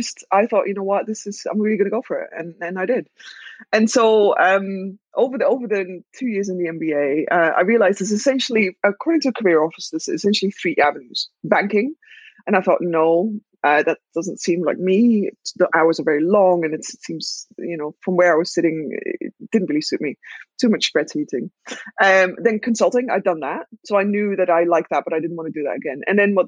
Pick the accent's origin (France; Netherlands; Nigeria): Netherlands; I am Dutch and I was born and raised in the Netherlands.